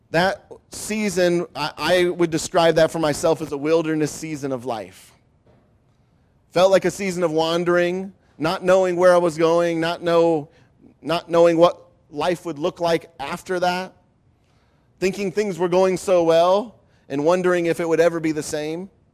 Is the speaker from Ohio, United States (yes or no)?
yes; Ohio, United States; also born or lived in Grand Rapids, Michigan; moved, uh, before starting school to the great state of Ohio. And so I grew up in Ohio